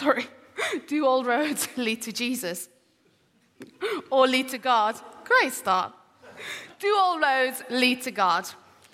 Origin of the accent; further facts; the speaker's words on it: Iran; moved away; I was born in the Middle East, in Iran